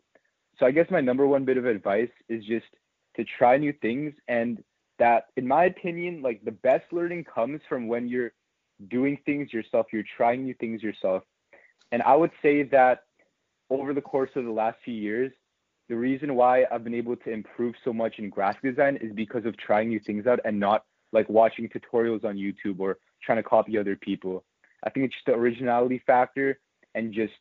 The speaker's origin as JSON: {"language": "English", "town": "San Francisco", "region": "California", "country": "United States", "tie": "born or raised there", "moved": "yes", "lives_now": "Seattle, United States", "said": "I was actually born in San Francisco, so I grew up in the Bay Area."}